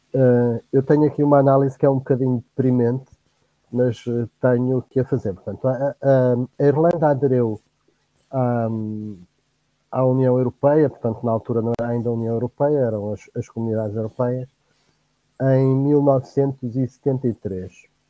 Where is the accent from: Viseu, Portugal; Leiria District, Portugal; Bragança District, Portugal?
Viseu, Portugal; Penedono; now in Óbidos, Portugal; vivo atualmente em Óbidos e sou natural de Penedono, distrito de Viseu.